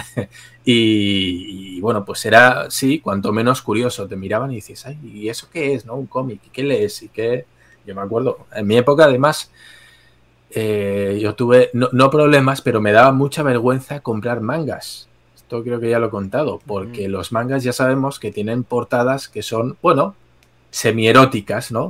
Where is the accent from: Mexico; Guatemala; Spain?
Spain; como español desde aquí